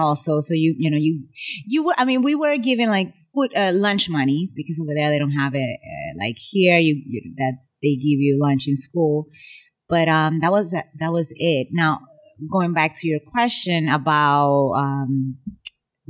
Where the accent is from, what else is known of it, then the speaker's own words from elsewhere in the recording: Santo Domingo, Distrito Nacional, Dominican Republic; moved away; I grew up in Santo Domingo in the Dominican Republic